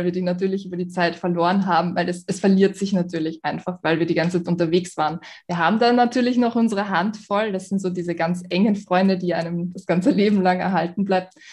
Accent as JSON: {"language": "German", "region": "Vienna", "country": "Austria", "said": "ich bin aus Wien."}